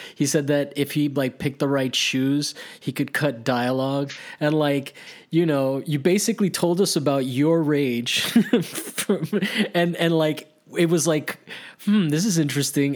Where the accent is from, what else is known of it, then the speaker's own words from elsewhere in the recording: Miami, Florida, United States; also born or lived in Maryland; I grew up, I went to middle school and high, uh, high school in Miami